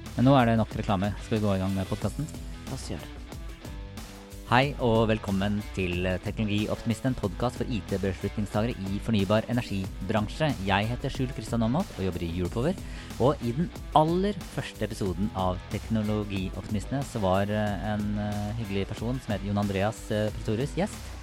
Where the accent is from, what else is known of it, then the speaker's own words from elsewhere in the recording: Sarpsborg, Østfold, Norway; jeg er fra Sarpsborg.